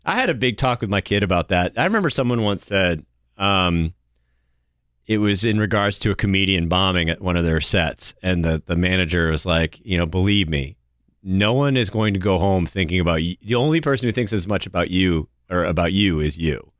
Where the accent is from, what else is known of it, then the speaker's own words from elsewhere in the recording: New Hampshire, United States; now in North Carolina, United States; growing up in New Hampshire